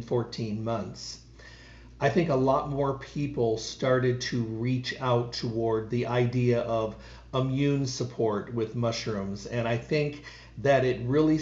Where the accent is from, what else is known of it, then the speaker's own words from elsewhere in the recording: Midwest, United States; when I was a kid growing up in the Midwest